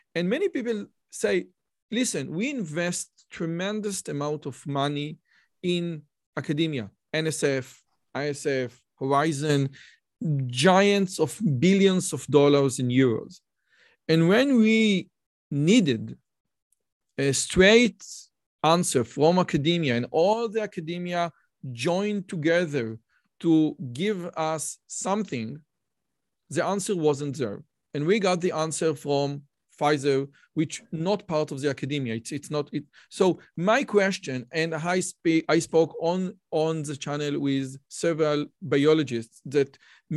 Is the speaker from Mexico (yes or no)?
no; Israel; I'm from Israel